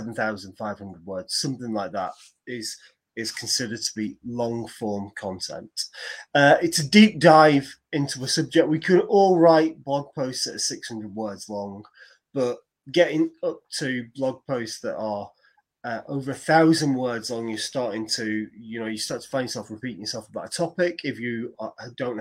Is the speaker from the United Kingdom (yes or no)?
yes; Preston, North West England, United Kingdom; I was born in Preston.